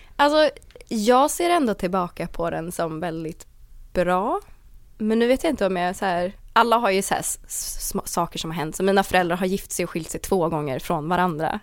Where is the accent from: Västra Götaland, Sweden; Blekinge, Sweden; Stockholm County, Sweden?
Stockholm County, Sweden; Åkersberga; born or raised there; also born or lived in Danderyd / Täby